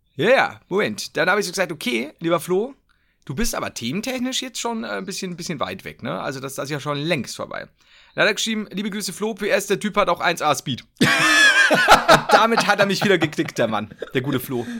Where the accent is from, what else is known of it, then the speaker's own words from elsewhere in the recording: Bavaria, Germany; bei uns in Bayern